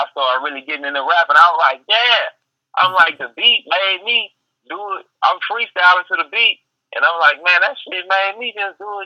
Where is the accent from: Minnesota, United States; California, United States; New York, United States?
California, United States; Richmond; also born or lived in Los Angeles / Oakland; now in Texas, United States; You know, I, grew up in, uh, you know, I'm from Richmond